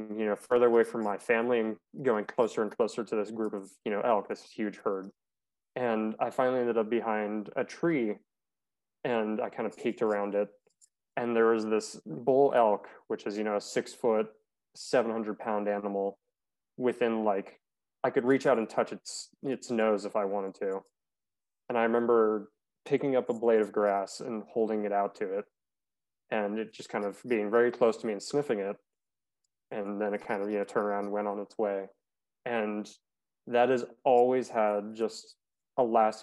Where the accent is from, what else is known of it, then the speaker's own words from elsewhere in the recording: Arizona, United States; I grew up in Arizona